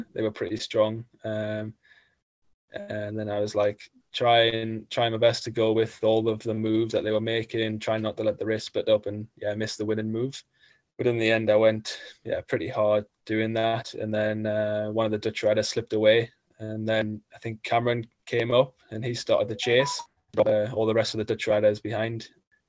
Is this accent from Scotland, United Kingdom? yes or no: no; Gateshead, North East England, United Kingdom; there was a stage finishing in my hometown